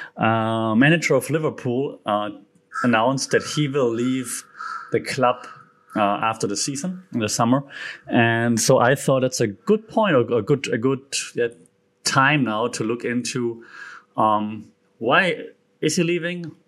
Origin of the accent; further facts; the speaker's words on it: Germany; accent: German; English is a second language; being German, and now for once you cannot make fun of my German accent